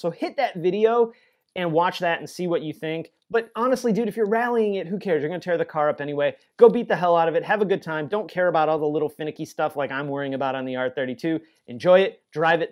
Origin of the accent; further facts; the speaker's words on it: Joliet, Illinois, United States; moved away; my hometown, weirdly enough, like six miles from where I grew up, super strange, of Joliet, Illinois